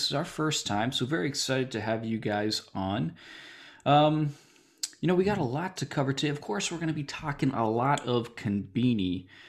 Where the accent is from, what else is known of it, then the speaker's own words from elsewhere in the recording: Massachusetts, United States; I'm in Cambridge, Massachusetts. So we're both Massachusetts natives.